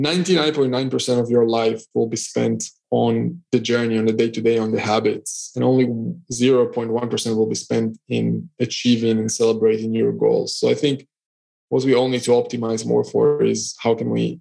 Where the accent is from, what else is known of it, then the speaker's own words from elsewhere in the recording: Israel; now in Cyprus; so I'm originally from Israel. I'm currently based in Cyprus.